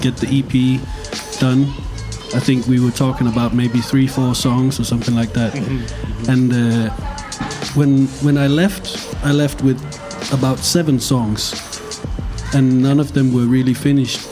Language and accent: English; Copenhagen, Capital Region of Denmark, Denmark; from Copenhagen, Denmark